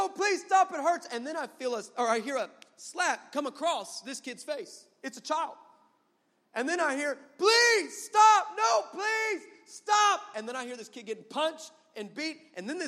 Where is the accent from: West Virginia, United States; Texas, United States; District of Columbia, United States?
Texas, United States; El Paso; I'm from El Paso